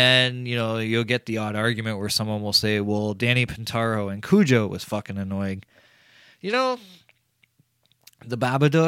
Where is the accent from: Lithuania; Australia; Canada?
Canada; I'm Canadian